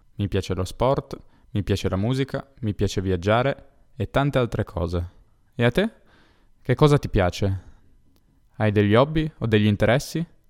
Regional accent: Italy; first language Italian; also born or lived in near Turin, Italy; Ho 23 anni e sono nato in Italia.

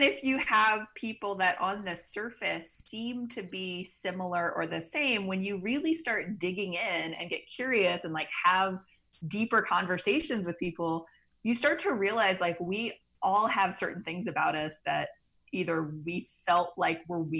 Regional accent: Mississippi Gulf Coast, South Mississippi, United States; now in New Orleans, United States; I grew up in South Mississippi on the Mississippi Gulf Coast

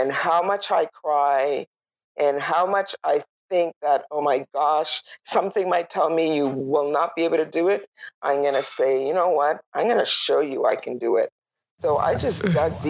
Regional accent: Toronto, Ontario, Canada; moved away as an adult; also born or lived in Tobago / Manitoba; now in Whitehorse, Canada; I grew up in Toronto, and I moved to Manitoba in 2001

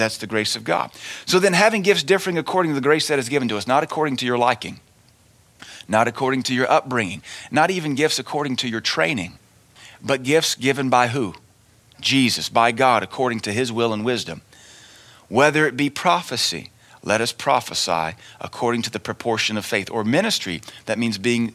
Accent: United States; as Americans

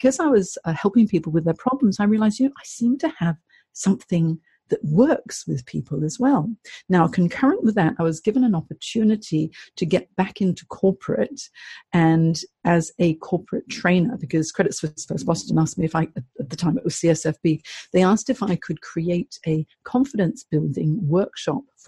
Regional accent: Hong Kong; moved away as an adult; also born or lived in United States / San Francisco, United States / London, United Kingdom / Singapore; I grew up in Hong Kong, and I'm half Chinese, half English

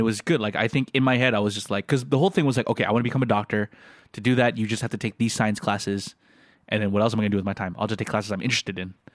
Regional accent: Philippines

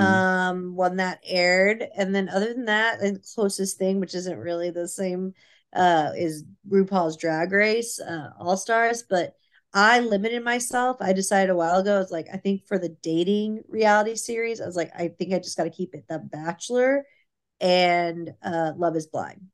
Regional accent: Irving, Texas, United States; we grew up in Irving

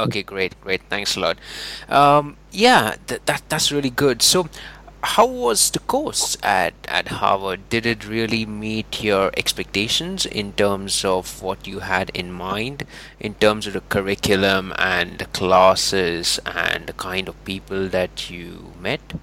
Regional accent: India; moved away; I'm from India originally

